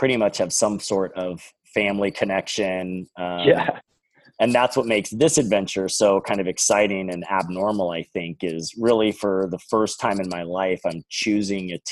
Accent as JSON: {"language": "English", "country": "United States", "also_born_or_lived": "Phoenix", "said": "We're an American"}